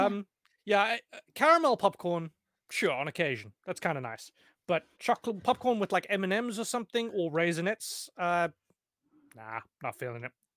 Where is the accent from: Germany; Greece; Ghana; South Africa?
South Africa; moved away; I'm South African